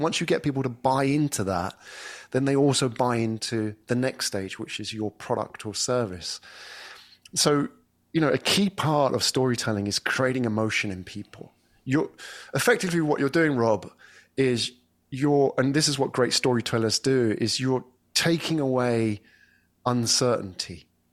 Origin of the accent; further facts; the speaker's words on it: England, United Kingdom; moved away as an adult; now in Singapore; I come from England, and, but I haven't lived there for, well, over ten years.